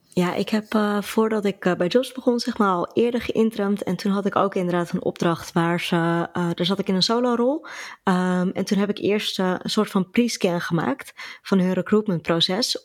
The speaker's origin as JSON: {"language": "Dutch", "town": "Alkmaar", "region": "North Holland", "country": "Netherlands", "said": "ik kom uit Alkmaar."}